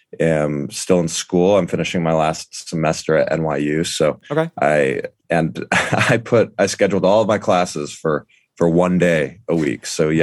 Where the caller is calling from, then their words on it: Brooklyn, New York, United States; It's on the edge of Park Slope in Brooklyn.